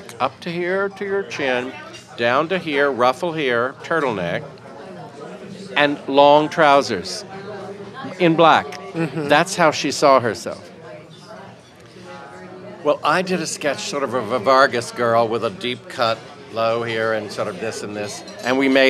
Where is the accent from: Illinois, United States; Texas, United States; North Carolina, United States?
North Carolina, United States; Raleigh; born and raised in Raleigh, North Carolina